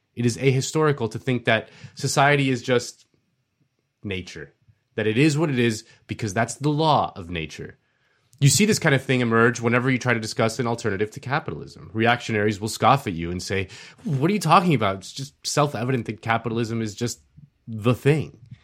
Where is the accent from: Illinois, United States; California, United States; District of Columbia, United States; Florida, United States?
Florida, United States; my home state of Florida.